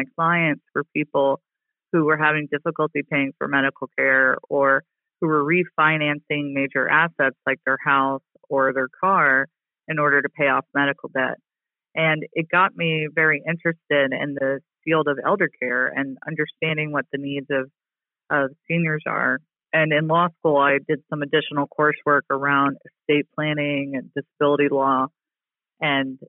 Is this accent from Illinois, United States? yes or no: no; Louisiana, United States; moved away as an adult; also born or lived in Mississippi; now in Washington, D.C., United States; I grew up in Louisiana and Mississippi